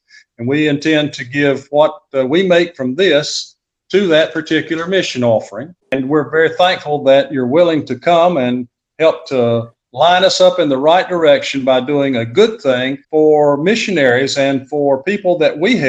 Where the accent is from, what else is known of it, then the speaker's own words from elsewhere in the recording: the South, United States; now in Palm Springs, United States; I'm from the South myself